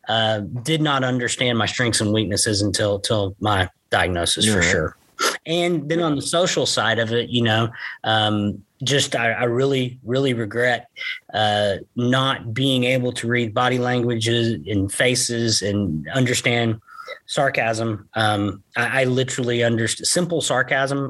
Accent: Gainesville, Texas, United States; also born or lived in Chattanooga, Tennessee / Rockwall, Texas; We grew up here in Gainesville, Texas together

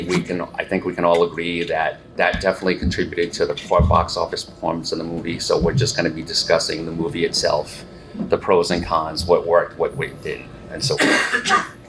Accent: Rhode Island, United States; I'll be moderating a little bit about me. This is my second Dragon Con. I'm from Rhode Island

